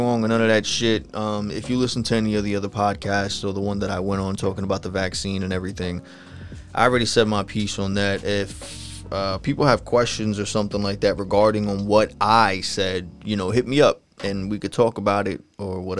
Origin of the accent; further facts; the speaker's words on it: New York, United States; I'm from New York